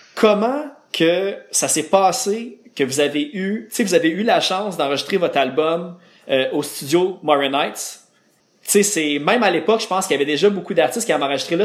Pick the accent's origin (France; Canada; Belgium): Canada; Laval, Quebec; je viens de Laval